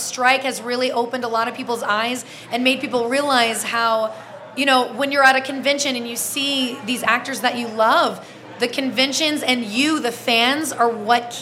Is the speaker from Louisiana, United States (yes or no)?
yes; Louisiana, United States; now in Los Angeles, United States; I'm from Louisiana originally. All my friends and family back home